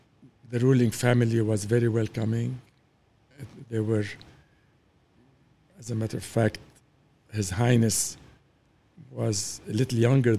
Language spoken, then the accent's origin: English; Beirut, Beirut Governorate, Lebanon; Well, it was the golden days of Beirut. I can say that, you know, going to the school in Beirut and then to the mountains were beautiful days.